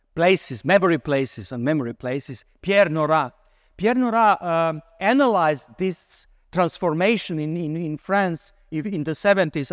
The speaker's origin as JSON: {"language": "English", "country": "Croatia", "moved": "yes", "said": "I come originally from Croatia."}